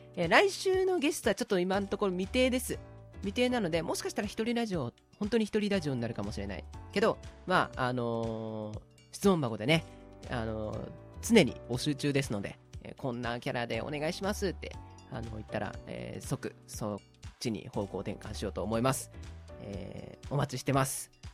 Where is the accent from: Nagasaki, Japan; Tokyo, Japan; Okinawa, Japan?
Tokyo, Japan; 俺、東京生まれ東京育ちなんで